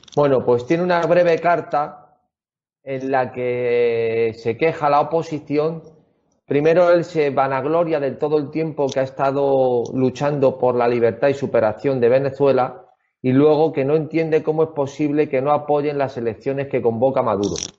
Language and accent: Spanish; Spain; yo como español